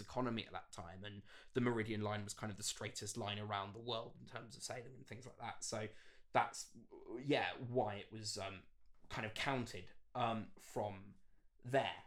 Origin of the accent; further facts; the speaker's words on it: Bath, South West England, United Kingdom; moved away as an adult; also born or lived in Sidcup; now in London, United Kingdom; I grew up in Bath, very much, uh, from the Southwest.